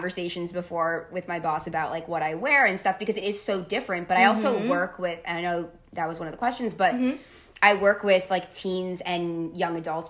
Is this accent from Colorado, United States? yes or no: no; Tenafly, New Jersey, United States; I grew up in Tenafly, New Jersey